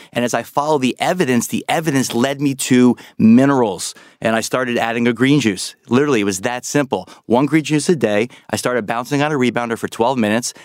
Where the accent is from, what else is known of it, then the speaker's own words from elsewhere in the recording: New York, United States; I'm a New Yorker